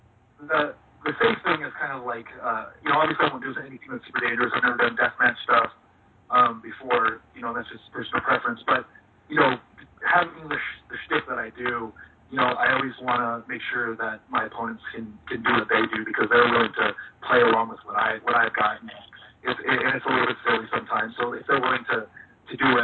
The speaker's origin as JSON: {"language": "English", "town": "Los Angeles", "region": "California", "country": "United States", "said": "I'm from Los Angeles"}